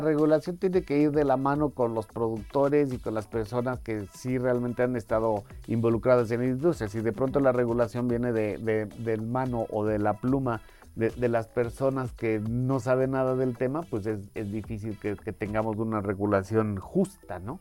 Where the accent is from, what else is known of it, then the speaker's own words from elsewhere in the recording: Mexico; nosotros en México